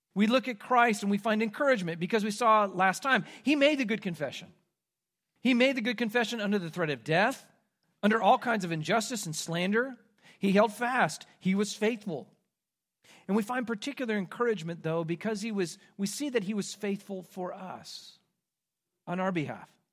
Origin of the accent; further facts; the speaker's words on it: Midwest, United States; moved away; I'm from the Midwest. We don't have an accent there